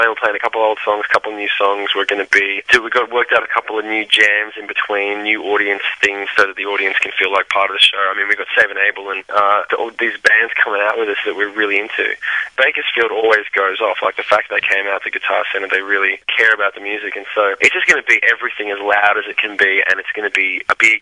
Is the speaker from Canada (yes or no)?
no; Australia; moved away as an adult; we came from Australia and we're over in the States